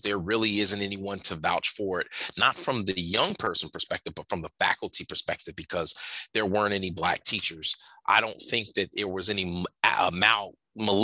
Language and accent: English; Camden, New Jersey, United States; I grew up in Camden, New Jersey. I teach in Camden, New Jersey.